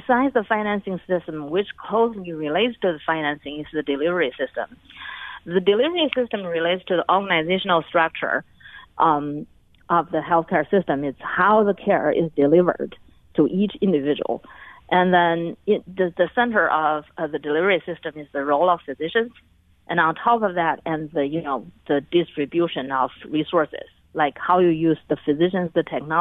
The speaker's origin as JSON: {"language": "English", "region": "Beijing", "country": "China", "tie": "born or raised there", "also_born_or_lived": "United States", "moved": "as an adult", "said": "I was born and raised in Beijing. But my whole adult life was in the United States."}